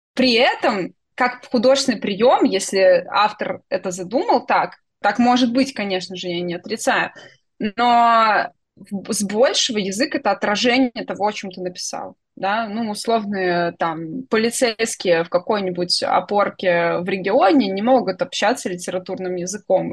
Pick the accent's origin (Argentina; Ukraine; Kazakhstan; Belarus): Belarus; я белоруска.